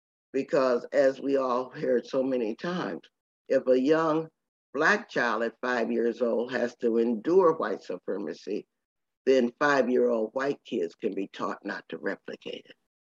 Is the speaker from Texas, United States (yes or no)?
yes; Temple, Texas, United States; born there; I was born in Temple, Texas as a result. And so I feel very rural, very Southern, but also very Jamaican.